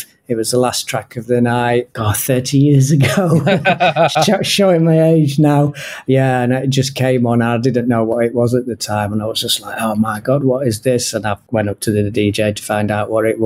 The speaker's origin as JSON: {"language": "English", "town": "Sheffield", "region": "Yorkshire and the Humber", "country": "United Kingdom", "moved": "yes", "lives_now": "Japan", "said": "So I'm originally from Sheffield in England."}